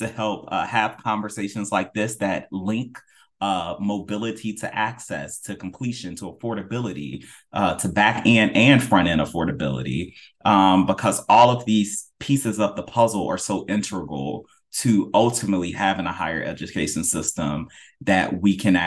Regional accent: North Carolina, United States; also born or lived in Florida; my home state of North Carolina

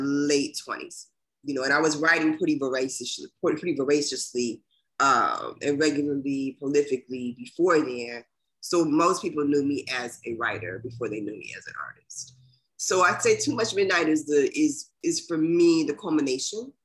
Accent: Dayton, Ohio, United States; I'm from Dayton, Ohio

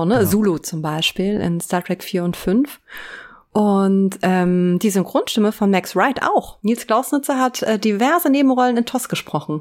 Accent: Germany; ich komme aus der Eifel und ähm, richtig vom Dorf

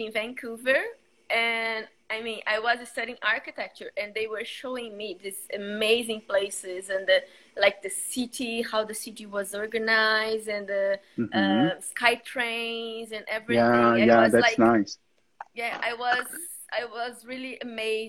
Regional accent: Vitória, Espírito Santo, Brazil; English is a second language; also born or lived in Vila Velha; I'm from Vitória in Brazil

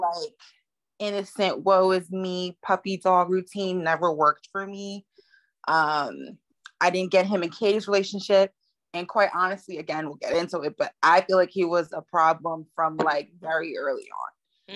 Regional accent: United States; I'm American.

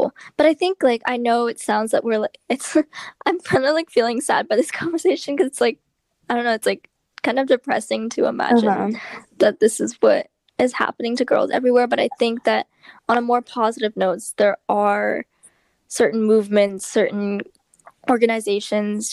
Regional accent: Berkeley, California, United States; we're from the Bay Area, we're from like, it was like Berkeley area

